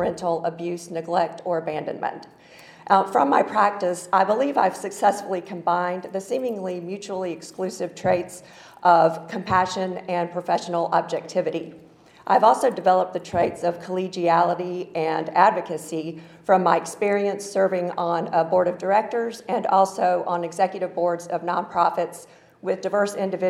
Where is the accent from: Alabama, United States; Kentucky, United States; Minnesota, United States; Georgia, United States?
Georgia, United States; Atlanta; accent: Southern; moved away as an adult; now in Washington, D.C. region, United States; I was born and raised in Atlanta, which explains the Southern accent.